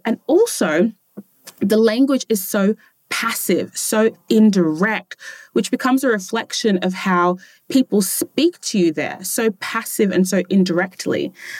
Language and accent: English; Australia; born there; And it's fascinating because ethnically I'm Ghanaian, but I was born in Australia.